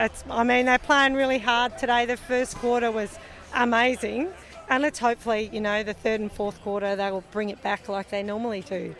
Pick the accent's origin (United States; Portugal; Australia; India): Australia; Alice Springs, Northern Territory; we're from Alice Springs